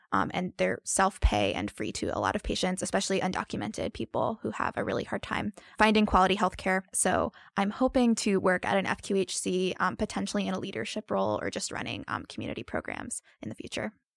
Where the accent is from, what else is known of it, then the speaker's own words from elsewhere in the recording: New Jersey, United States; moved away as an adult; also born or lived in Alabama / Asheville, North Carolina; now in North Carolina, United States; I'm originally from New Jersey